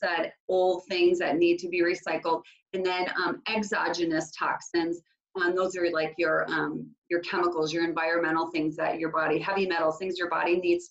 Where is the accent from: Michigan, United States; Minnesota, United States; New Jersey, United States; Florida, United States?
Minnesota, United States; Minneapolis–Saint Paul; So I am from the Twin Cities in Minnesota, and I was born and raised here.